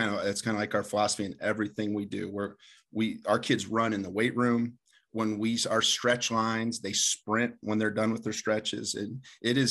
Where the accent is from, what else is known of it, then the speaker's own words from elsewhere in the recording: Delphos, Ohio, United States; moved away as an adult; also born or lived in Hillsdale, Michigan / Indianapolis, Indiana; I'm originally from Delphus, Ohio, played at Delphus St. John's